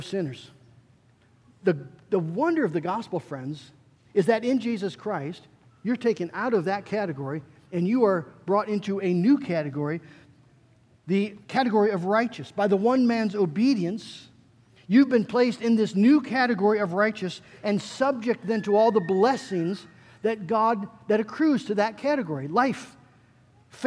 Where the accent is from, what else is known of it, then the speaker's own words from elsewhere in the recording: West Michigan, United States; I grew up in the Dutch Reform world, right here in West Michigan.